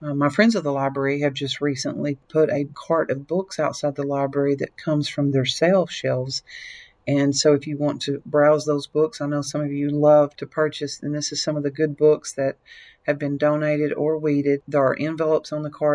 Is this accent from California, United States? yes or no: no; Lexington, Tennessee, United States; I was born and raised in Lexington, Tennessee, which is not far from here